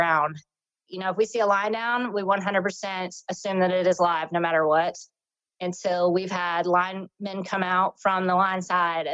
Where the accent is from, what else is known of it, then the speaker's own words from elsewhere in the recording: North Carolina, United States; I'm from North Carolina. I've lived here most of my life